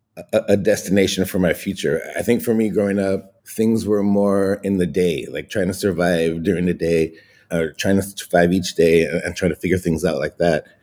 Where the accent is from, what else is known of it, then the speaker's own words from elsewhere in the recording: Los Angeles, California, United States; I grew up in Ball Heights in East Los Angeles